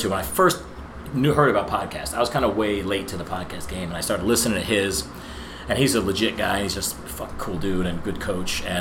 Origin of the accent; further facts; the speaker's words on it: New Jersey, United States; No, I'm from New Jersey.